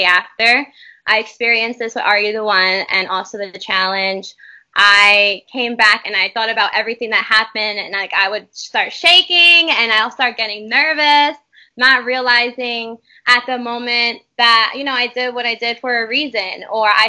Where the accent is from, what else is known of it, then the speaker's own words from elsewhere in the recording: New York, United States; I'm from New York.